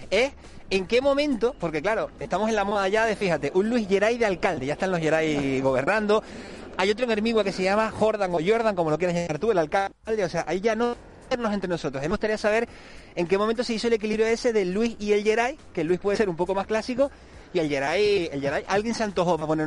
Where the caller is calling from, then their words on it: Las Palmas de Gran Canaria, Canary Islands, Spain; buenos días … de las Palmas de Gran Canaria, buenos días